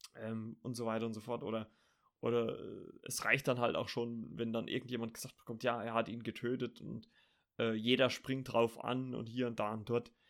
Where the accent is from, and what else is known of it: Germany